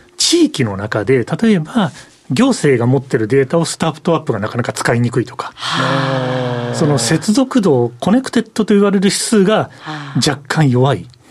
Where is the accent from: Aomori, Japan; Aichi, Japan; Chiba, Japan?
Aichi, Japan; Nagoya; 私の生まれ故郷の名古屋